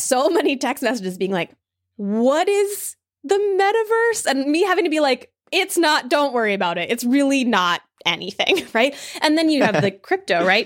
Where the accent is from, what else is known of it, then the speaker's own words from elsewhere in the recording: New Jersey, United States; also born or lived in New York City; now in Berkeley, United States; I come from New York City, I'm originally from New Jersey